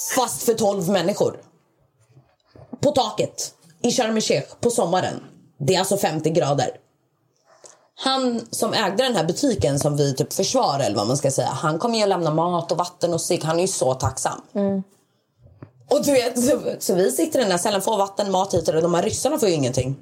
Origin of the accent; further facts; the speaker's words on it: Malmö, Skåne, Sweden; Jag är född i Sverige, uppvuxen i Sverige